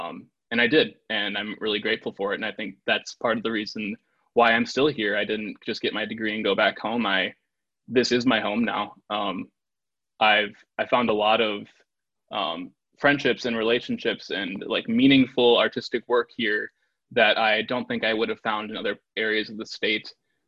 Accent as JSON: {"language": "English", "town": "Mosinee", "region": "Wisconsin", "country": "United States", "tie": "born or raised there", "said": "I grew up in Mosinee, Wisconsin, which is a small town in like the northern central part of the state. It's a town of like 3,900 people."}